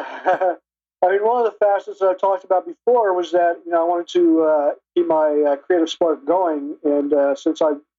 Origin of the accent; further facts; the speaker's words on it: Ohio, United States; moved away as an adult; also born or lived in New York City; now in north of New York City, United States; I moved to New York in 96. I'm originally from Ohio